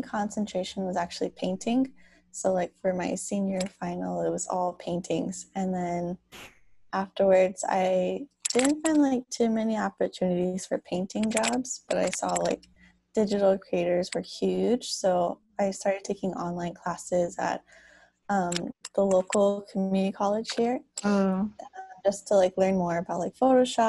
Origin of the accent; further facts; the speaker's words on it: Los Angeles, California, United States; now in San Jose, United States; I'm originally from Los Angeles, but I moved up to the Bay Area, so now I live in San Jose